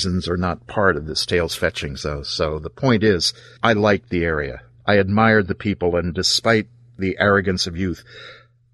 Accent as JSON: {"language": "English", "region": "Pennsylvania", "country": "United States", "tie": "born or raised there", "said": "I was born in Pennsylvania"}